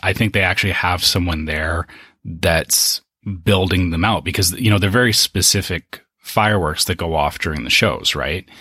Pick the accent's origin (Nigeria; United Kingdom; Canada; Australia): Canada; I come from Canada